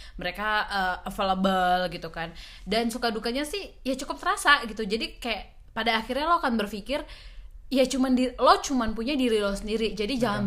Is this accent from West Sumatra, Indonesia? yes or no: no; Medan, North Sumatra, Indonesia; moved away as an adult; now in Jakarta, Indonesia; asal itu dari Sumatera Utara Medan